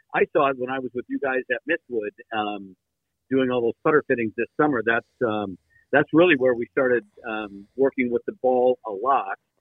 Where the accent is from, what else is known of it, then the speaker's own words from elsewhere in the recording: Midwest, United States; growing up in the Midwest like you guys